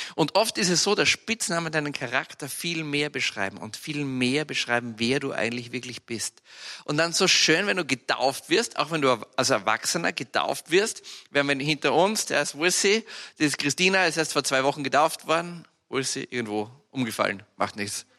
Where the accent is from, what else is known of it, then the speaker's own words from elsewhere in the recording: Austria; bei uns in Österreich